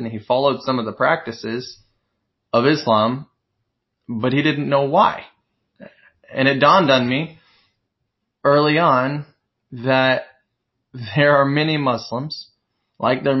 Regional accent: Missouri, United States; moved away as an adult; also born or lived in Bronx, New York; now in New York, United States; I'm from Missouri, and when I moved to the Bronx

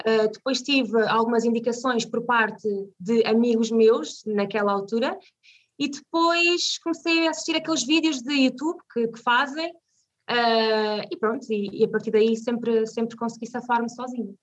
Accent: Vila Nova de Tazem, Centro, Portugal; also born or lived in Viseu; now in Canas de Senhorim, Portugal; nasci em Viseu, mas vivi 13 anos uh, numa zona chamada, numa vila chamada Vila Nova de Tazem

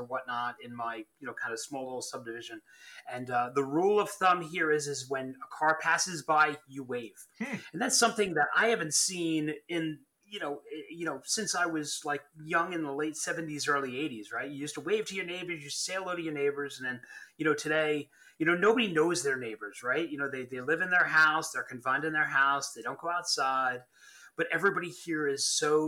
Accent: Long Island, New York, United States; moved away as an adult; I'm from Long Island

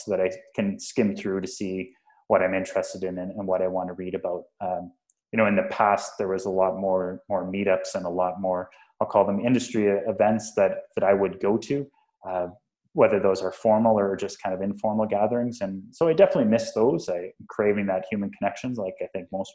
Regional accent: Western Canada, Canada; moved away as an adult; also born or lived in Texas; now in Toronto, Canada; growing up in Western Canada

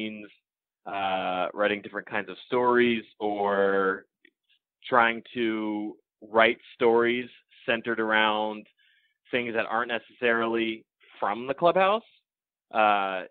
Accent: Connecticut, United States; when I was a kid growing up in Connecticut

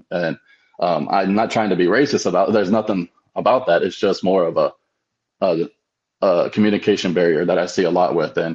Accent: Tejano, Texas, United States; I'm technically Tejano, and that means like we came from Spain and to Mexico, and then made our way up to Texas.

